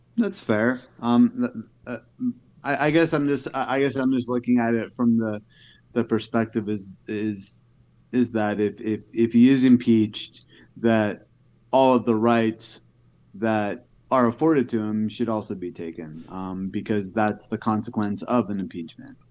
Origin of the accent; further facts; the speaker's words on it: New York, United States; moved away; I'm from New York